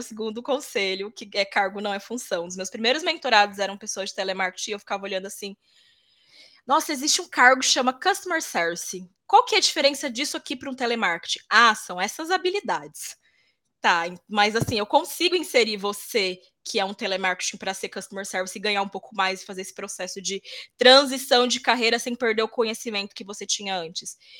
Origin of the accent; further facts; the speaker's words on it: Mato Grosso do Sul, Brazil; also born or lived in interior of São Paulo state; now in São Paulo, Brazil; Nasci no interior de São Paulo, mas eu sempre digo que sou Legal. Mato Grossense porque fui lá que eu fui criada.